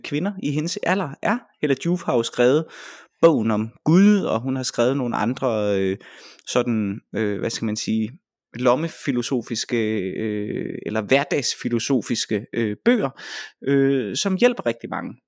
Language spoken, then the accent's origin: Danish; Vejle, Southern Denmark, Denmark; Vejle, hvor jeg kommer fra